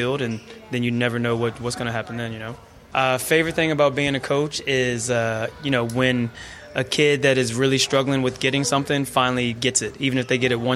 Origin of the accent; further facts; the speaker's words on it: United States; moved away as an adult; now in Kilkenny, Ireland; I'm from America, obviously, where basketball is a little bit bigger than it is over here.